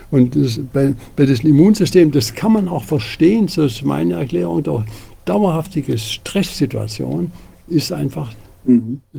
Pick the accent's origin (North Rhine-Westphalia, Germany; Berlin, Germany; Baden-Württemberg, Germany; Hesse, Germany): Baden-Württemberg, Germany; Tübingen; Ich komme ja aus Tübingen.